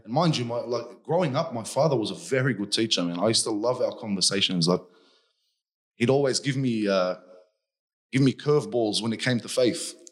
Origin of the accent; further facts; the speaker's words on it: Hurstville, New South Wales, Australia; I grew up in Hurstville, on top of a convenience store.